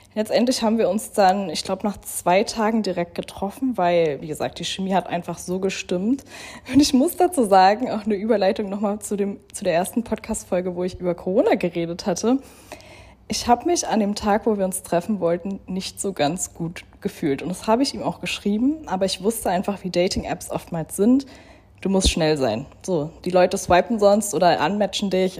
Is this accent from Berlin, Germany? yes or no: yes; Berlin, Germany; moved away as an adult; now in Dubai, United Arab Emirates; in Berlin, in meiner Heimat